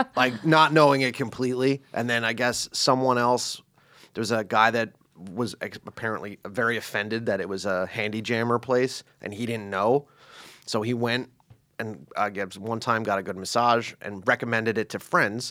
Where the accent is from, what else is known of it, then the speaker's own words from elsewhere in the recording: East Coast, United States; East Coast American